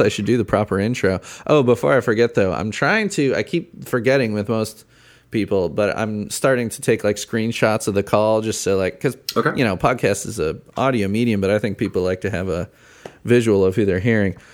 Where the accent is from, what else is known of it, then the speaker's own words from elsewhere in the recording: Chicago, Illinois, United States; moved away as an adult; now in Indiana, United States; I grew up in Chicago, I moved to Indiana